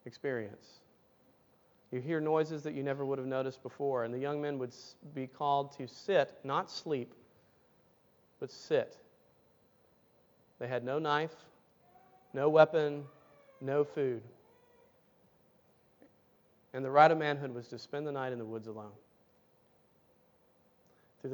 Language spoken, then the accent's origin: English; Tuscaloosa, Alabama, United States; I grew up in Tuscaloosa, Alabama.